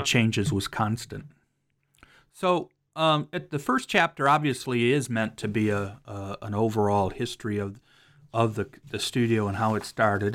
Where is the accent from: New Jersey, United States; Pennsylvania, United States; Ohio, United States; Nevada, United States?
Ohio, United States; Cleveland; moved away; I'm from Cleveland, although I don't live there right now